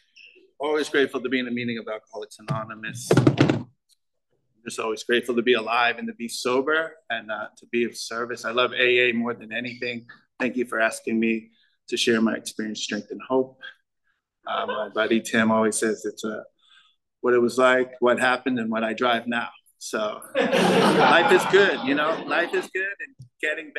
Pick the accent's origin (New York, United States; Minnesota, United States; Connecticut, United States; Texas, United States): Connecticut, United States; I'm from Connecticut.